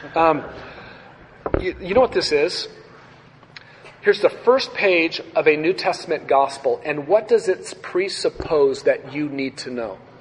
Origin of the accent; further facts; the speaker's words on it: United States; growing up in the United States of America